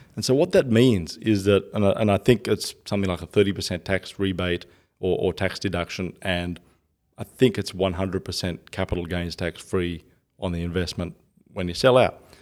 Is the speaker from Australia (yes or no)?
yes; Australia; I'm Australian